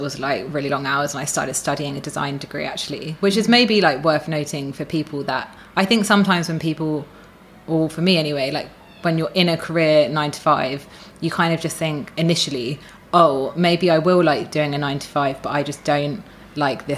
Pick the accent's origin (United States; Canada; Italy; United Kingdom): United Kingdom; moved away as an adult; now in Australia; I'm British